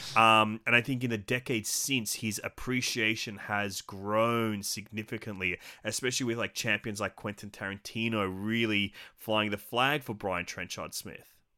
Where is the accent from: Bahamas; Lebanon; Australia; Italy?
Australia; an Aussie physical media collector